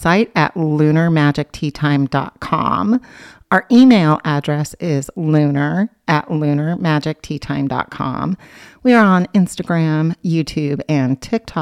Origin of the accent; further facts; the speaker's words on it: Oregon, United States; when I grew up on the other side of the mountains in Oregon